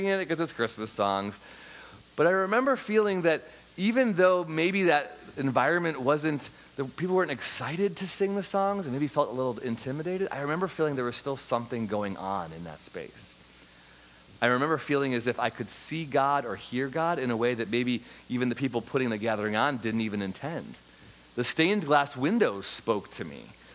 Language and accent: English; Chicago, Illinois, United States; I grew up in Chicago, Illinois